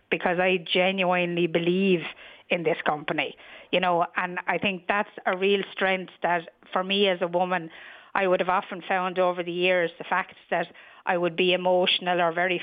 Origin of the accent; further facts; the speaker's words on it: New Ross, Leinster, Ireland; moved away as an adult; also born or lived in London; I'm originally from New Ross